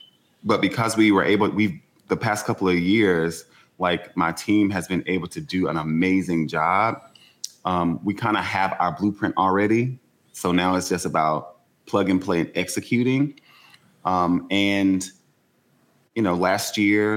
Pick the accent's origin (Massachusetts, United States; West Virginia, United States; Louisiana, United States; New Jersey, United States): Louisiana, United States; Shreveport; I'm from Shreveport, you know where I'm from